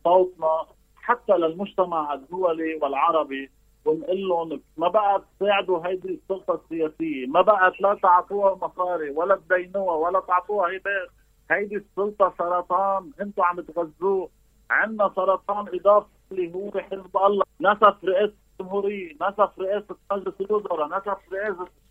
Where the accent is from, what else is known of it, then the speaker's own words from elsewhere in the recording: Lebanon; نحن كشعب لبناني